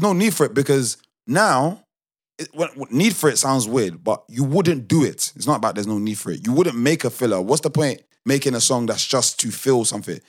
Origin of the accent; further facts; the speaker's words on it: United Kingdom; I'm still quote unquote British. Like I grew up British. I'm Nigerian. I grew up Nigerian